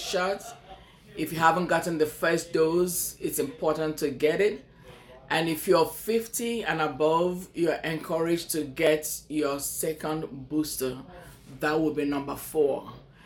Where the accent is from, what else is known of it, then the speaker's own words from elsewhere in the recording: Nigeria; moved away as an adult; now in Houma, United States; we're both from Nigeria